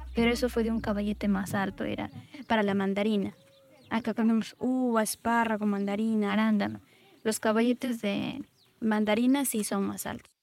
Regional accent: Abancay, Apurímac, Peru; now in Ica, Peru; Yo vengo de originaria de Apurima, Abancay, de la Sierra Sur del Perú

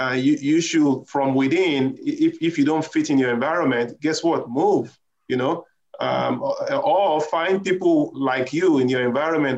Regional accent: Nigeria; moved away; I'm originally from Nigeria

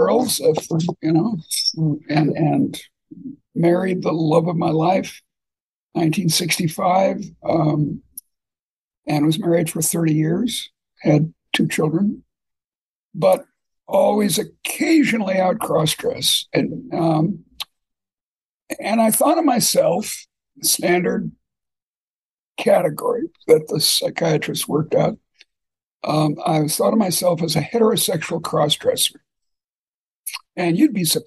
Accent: Boston, Massachusetts, United States; moved away; also born or lived in Iowa City; I grew up in Boston

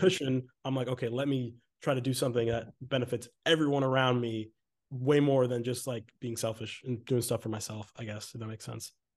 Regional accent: Exeter, New Hampshire, United States; moved away as an adult; also born or lived in Maine; now in Los Angeles, United States; I'm from Exeter, New Hampshire. I went to Exeter High School

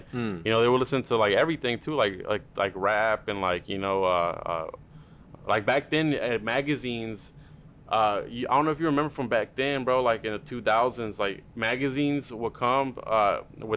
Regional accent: Duncanville, Texas, United States; first language Spanish; English is a second language; we're from Duncanville

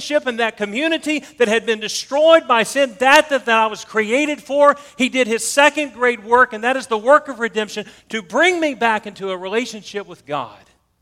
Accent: the South, United States; accent: Southern; You can tell I'm from the South

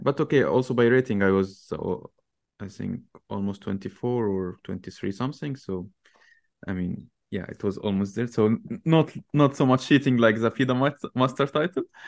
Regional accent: Tanta, Gharbia, Egypt; so in Egypt, I'm, I'm not from Cairo originally. I'm from a city called Tanta, which is, uh, between Cairo and Alexandria.

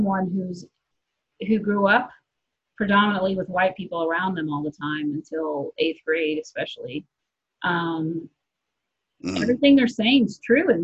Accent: United States; moved away; also born or lived in Texas / Kansas; there's certain words that I used to use just growing up in Texas and Kansas

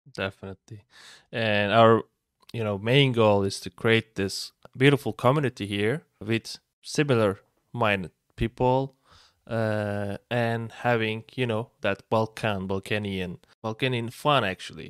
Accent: İzmir, Turkey; now in Istanbul, Turkey; I'm from Turkey, I'm from Izmir, but currently I live in Istanbul

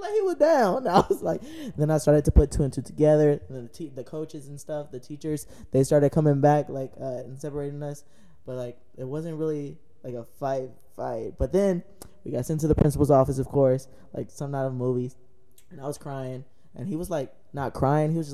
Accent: United States; I grew up in Third Ward

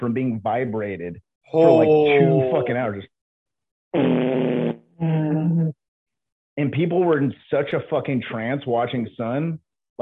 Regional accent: Manteca, California, United States; also born or lived in Bay Area, California; I'm originally from Central California in a town called Manteca

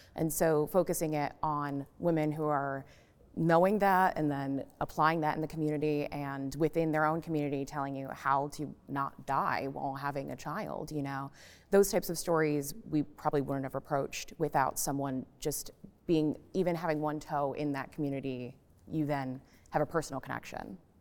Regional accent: Florida, United States; now in Nashville, United States; I grew up in Florida

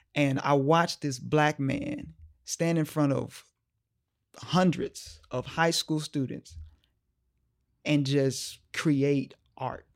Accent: Omaha, Nebraska, United States; moved away as an adult; also born or lived in Boston; here in my hometown

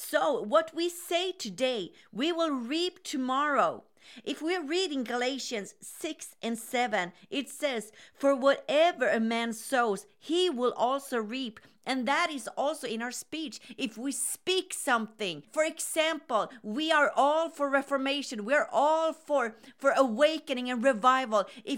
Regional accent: Sweden; Hi, this is … from Sweden.

